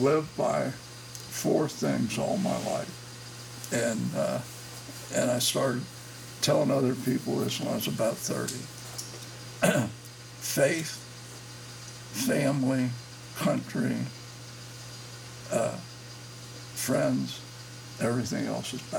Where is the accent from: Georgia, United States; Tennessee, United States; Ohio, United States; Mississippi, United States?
Ohio, United States; Cincinnati; born or raised there; also born or lived in Newport, Kentucky